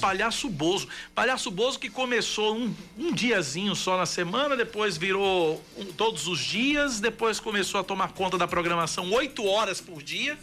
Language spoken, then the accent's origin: Portuguese; São Paulo, Brazil; born or raised there; also born or lived in Recife; now in Paraíba, Brazil